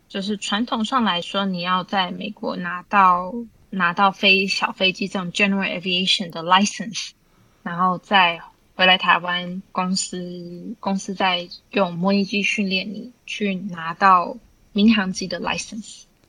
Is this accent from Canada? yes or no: yes; Vancouver, British Columbia, Canada; moved away as an adult; also born or lived in Taipei, Taiwan / London, United Kingdom; now in Taiwan; 我在台北出生，在温哥华长大，然后有一些日本、韩国交换学生的经验，然后在，啊，伦敦念硕士